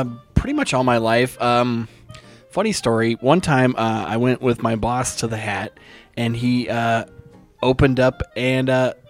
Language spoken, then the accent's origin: English; Placentia, California, United States; I grew up in Placentia.